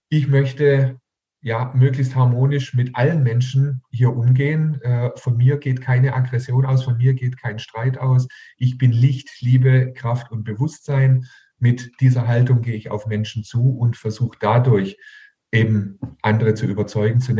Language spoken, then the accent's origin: German; Heilbronn, Baden-Württemberg, Germany; Hier in meiner Heimatstadt in Heilbronn waren amerikanische Atomraketen äh, stationiert direkt vor unserer Haustüre.